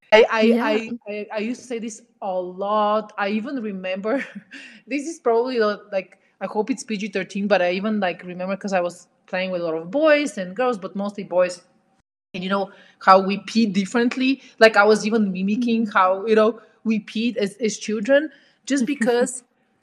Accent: Bulgaria; moved away; in Eastern Europe, where I come from Bulgaria

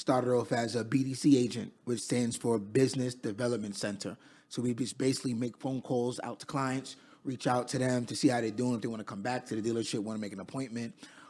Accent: Queens, New York, United States; I'm from Queens, New York. Raised in Queens.

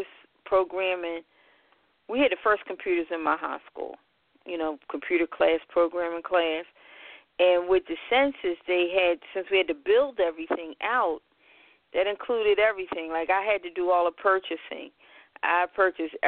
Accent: Philadelphia, Pennsylvania, United States; I hail from Philadelphia, born and raised. Been here all my life, even though most people never believe I'm from Philadelphia

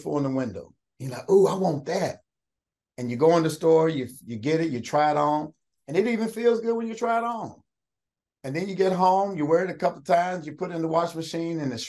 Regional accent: Austin, Kentucky, United States; I'm from Route 1, Austin, Kentucky. We had pigs and chickens and cornfields

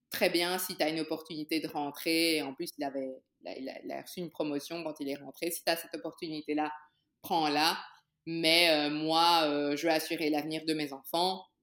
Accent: Brussels, Belgium; also born or lived in Kinshasa, DR Congo; Ok, ben je suis née à Kinshasa euh, il y a très très longtemps, en 1982, hein. Et mon papa a une opportunité de, d'être expatrié en Belgique pour, pour son travail

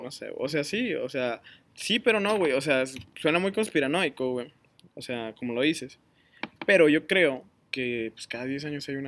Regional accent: Saltillo, Coahuila, Mexico; La gente dice que somos de Saltillo, güey, la ciudad más ah, olvidada del norte de México

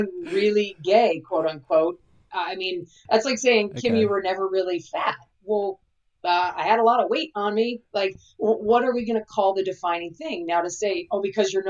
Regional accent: California, United States; I'm from California

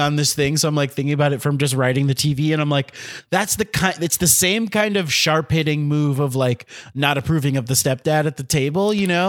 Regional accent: Miami, Florida, United States; I'm from Miami

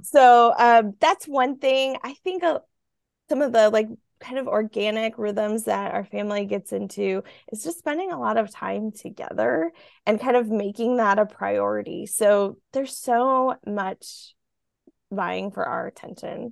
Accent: Midwest, United States; I grew up in the Midwest

